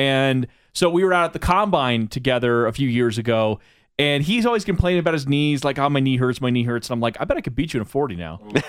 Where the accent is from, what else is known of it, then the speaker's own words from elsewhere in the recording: Ruidoso, New Mexico, United States; moved away; Ruidoso, New Mexico.